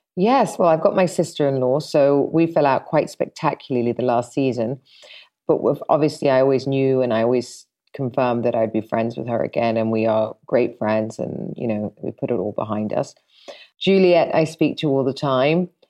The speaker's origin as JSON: {"language": "English", "region": "London", "country": "United Kingdom", "said": "I'm forty-four and I'm from London"}